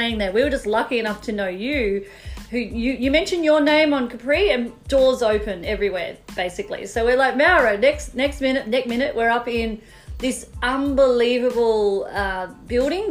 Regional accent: Melbourne, Victoria, Australia; moved away; growing up in Melbourne

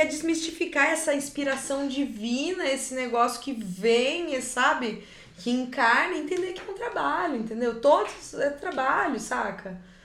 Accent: Cianorte, Paraná, Brazil; Eu sou do interior, eu sou de Cianorte, que é uma cidade desse tamaninho

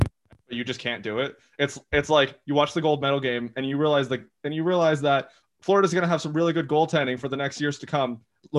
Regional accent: Canada; as a Canadian hockey fan

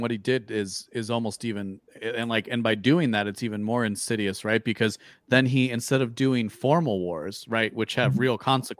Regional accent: Illinois, United States; my home state of Illinois

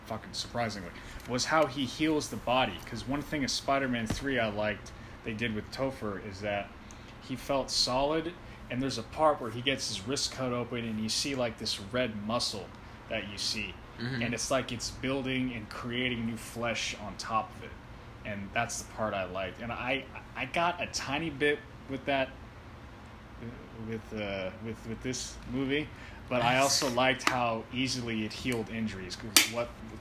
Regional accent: San Francisco, California, United States; I was born in San Francisco

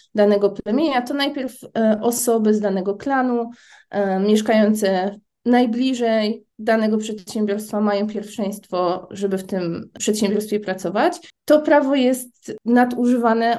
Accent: Poland; also born or lived in New Caledonia; jestem z Polski, nie mam obywatelstwa francuskiego

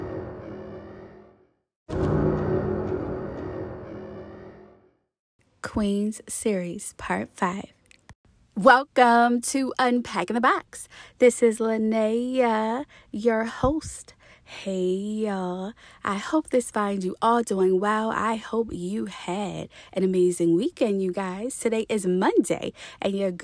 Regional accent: Baltimore, Maryland, United States; I grew up in Baltimore too

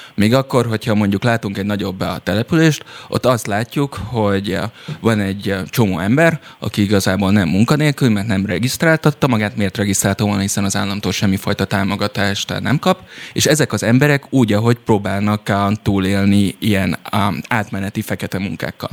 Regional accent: Szilvágy, Zala, Hungary; Szilvágyon, ahol felnőttem

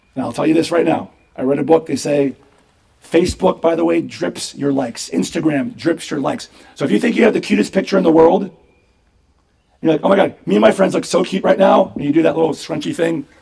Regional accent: United States; as Americans

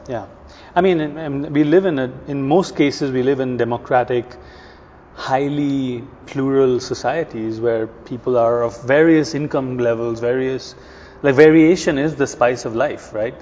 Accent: India; also born or lived in New York; now in Sweden; I'm from India originally.

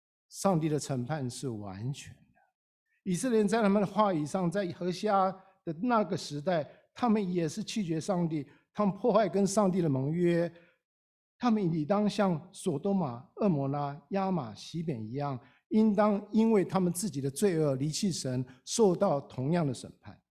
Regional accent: China; 我们中国人讲了几千年天人合一

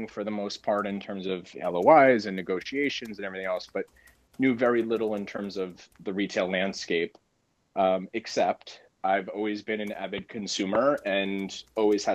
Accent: Ridgewood, New Jersey, United States; the area that I grew up in Ridgewood

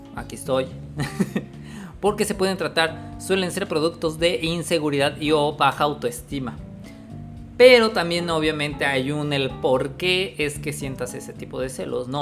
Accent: Mexico; acá en México, en mi ciudad natal

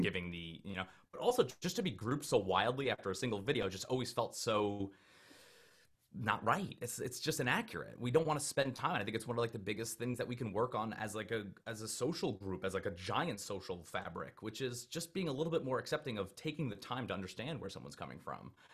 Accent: Long Island, New York, United States; I grew up on Long Island, New York

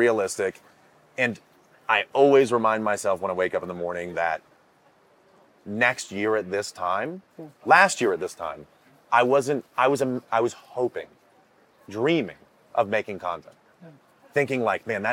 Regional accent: Maine, United States; I grew up in Maine

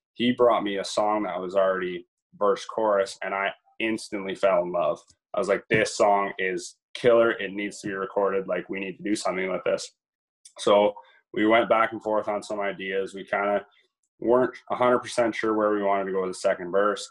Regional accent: Brussels, Ontario, Canada; I grew up in a little town of Brussels, Ontario

